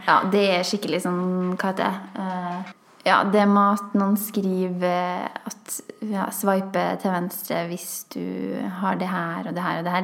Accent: Trøndelag, Norway; Vi var bare to trøndere

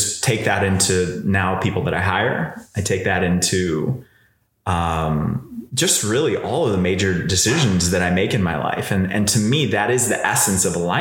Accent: Chicago, Illinois, United States; I was a bro from Chicago. So I grew up in a suburb

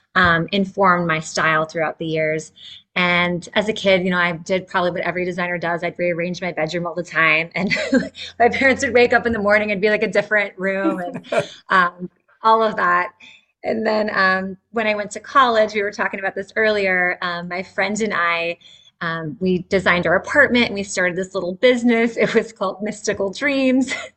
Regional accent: Northern Virginia, United States; also born or lived in Midwest; I grew up in Northern Virginia, really near where I'm at now.

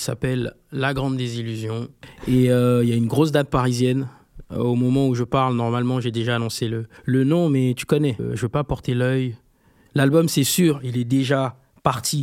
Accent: Libreville, Estuaire, Gabon; je suis né à Libreville

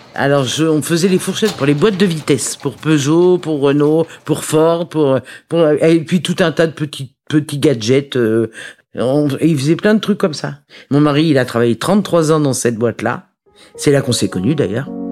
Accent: Paris, Île-de-France, France; Je suis née à Paris le 18 mai 1955 d'une maman célibataire

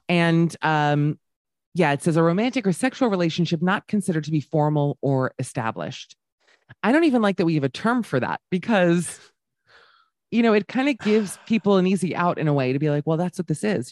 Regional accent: United States; moved away as an adult; now in Amsterdam, Netherlands; being an American woman here

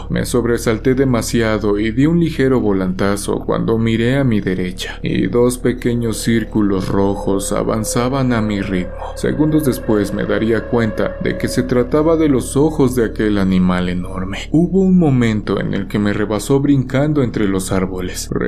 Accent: Iztapalapa, Mexico City, Mexico; now in New Zealand; Soy oriundo de la Ciudad de México, vengo de Iztapalapa. Cuando llegué a Nueva Zelanda, se me dificultaron un poco las maniobras, pues aquí manejamos del lado izquierdo.

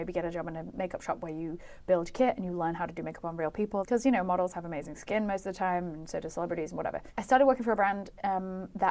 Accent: United Kingdom; moved away as an adult; also born or lived in London; I think I left my hometown when I was 22

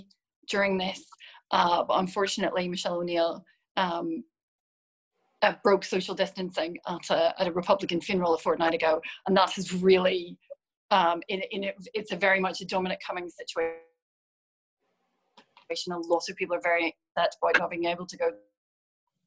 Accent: Northern Ireland, United Kingdom; accent: slightly Scottish twinge; I'm from the part of Northern Ireland that's very close to Scotland. So I've always had a kind of slightly Scottish twinge to my accent, but I am Northern Irish.

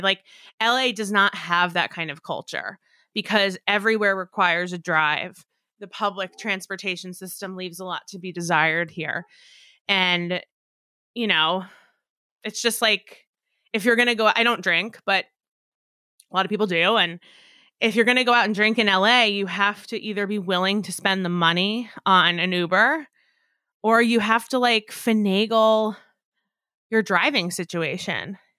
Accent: outside of New York, United States; I grew up outside of New York

